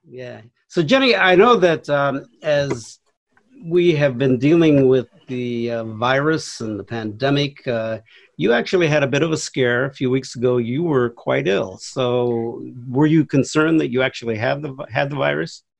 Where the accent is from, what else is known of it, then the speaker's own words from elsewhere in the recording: Wapato, Washington, United States; also born or lived in Seattle; Grew up here in Washington State, actually uh, born and raised in the Yakima Valley uh, near a small town called Wapato in central Washington